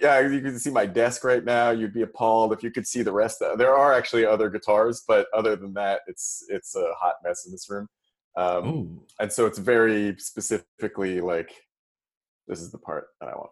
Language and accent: English; Toronto, Ontario, Canada; moved away; I'm from Toronto originally, and my parents are there